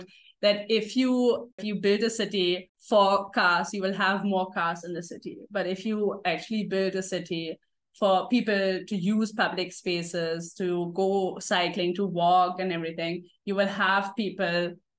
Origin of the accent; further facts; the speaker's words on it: Germany; now in Mumbai, India; I traveled back to Germany